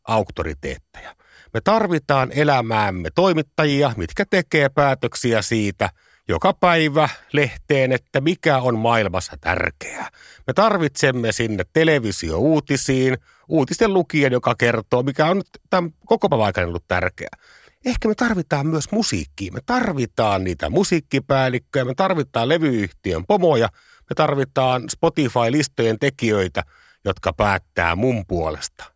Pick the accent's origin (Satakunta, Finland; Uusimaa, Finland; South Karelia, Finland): South Karelia, Finland; Parikkala; meillä Parikkalassa itärajalla ei ollut mitään muuta musiikikenriä kuin hevi